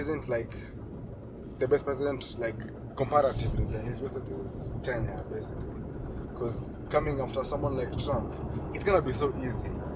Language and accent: English; Kenya; as a Kenyan